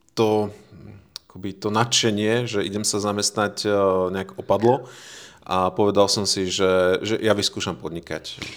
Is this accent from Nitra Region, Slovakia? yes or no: no; Veľký Krtíš, Banská Bystrica Region, Slovakia; moved away as an adult; also born or lived in England; now in Žilina, Slovakia; ja som rodený Slovák z veľkého mesta s názvom Veľký Krtiš